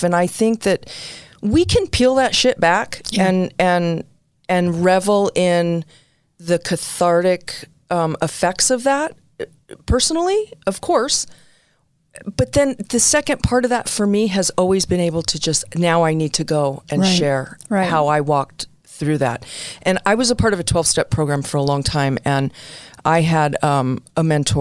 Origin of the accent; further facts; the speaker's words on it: New York City, New York, United States; moved away; also born or lived in New Jersey; I'm an Italian-American girl. I was born in the Bronx, raised a little bit in Jersey